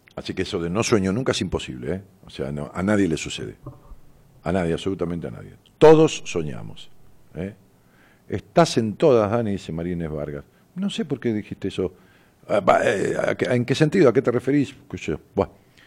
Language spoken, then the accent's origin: Spanish; Ramos Mejía, Buenos Aires Province, Argentina; yo le digo pueblo a Ramón Mejía, tiene 200.000 y es mi pueblo, porque es donde nací